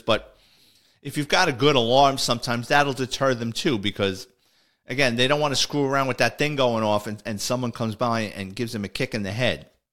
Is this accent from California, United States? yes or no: no; New York City, New York, United States; my childhood and growing up in the Bronx